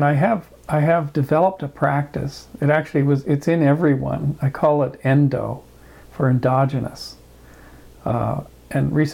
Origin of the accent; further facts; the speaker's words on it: Kamloops, British Columbia, Canada; also born or lived in Victoria, British Columbia; now in Bay Area, United States; Kamloops. I was raised mostly there